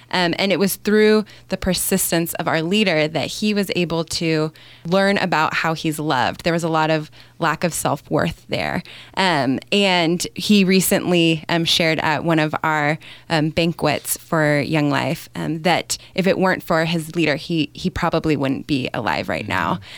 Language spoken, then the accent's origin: English; California, United States; moved away; I grew up in California and attended Young Life when I was in high school